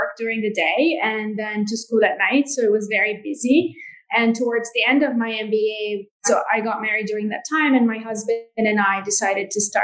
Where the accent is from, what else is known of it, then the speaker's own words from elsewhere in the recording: Jordan; grew up in Jordan and I'm a third generation in my family to work in jewelry